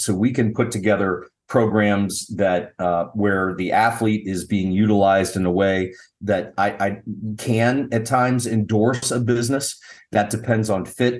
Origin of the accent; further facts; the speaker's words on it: Dayton, Ohio, United States; I was born and raised in Dayton, Ohio